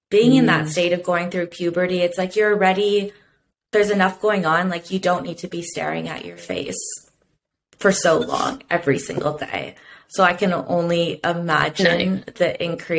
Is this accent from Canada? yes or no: yes; Canada; now that I'm back in my hometown